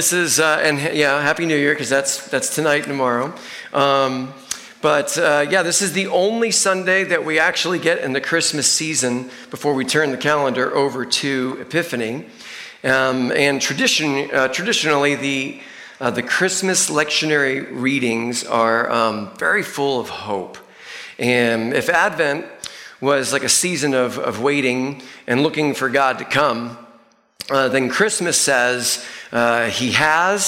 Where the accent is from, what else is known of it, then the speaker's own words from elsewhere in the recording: Northeast, United States; moved away; I grew up in the Northeast